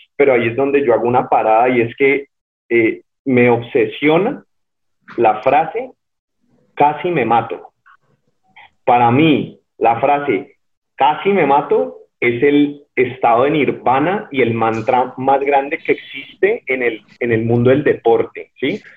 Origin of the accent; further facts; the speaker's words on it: Cali, Valle del Cauca, Colombia; nací en Cali en el, en el hospital, un hospital que queda frente al, terminal, el hospital público